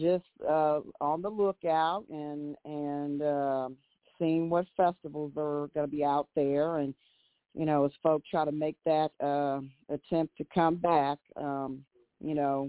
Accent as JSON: {"language": "English", "town": "Cincinnati", "region": "Ohio", "country": "United States", "also_born_or_lived": "Kansas City, Missouri", "moved": "as an adult", "lives_now": "Austin, United States", "said": "I'm originally from Cincinnati, Ohio, and I lived in Kansas City, Missouri for a number of years."}